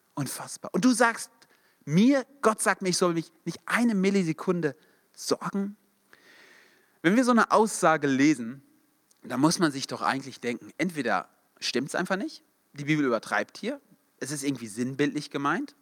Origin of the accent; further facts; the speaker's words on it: Darmstadt, Hesse, Germany; wir kommen beide aus Darmstadt oder aus der Nähe